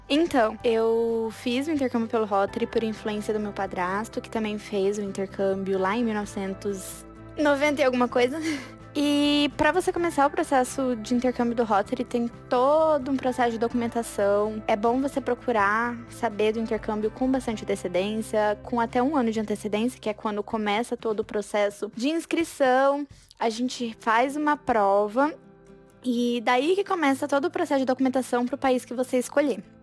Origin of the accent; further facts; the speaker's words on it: Cuiabá, Mato Grosso, Brazil; eu sou de Cuiabá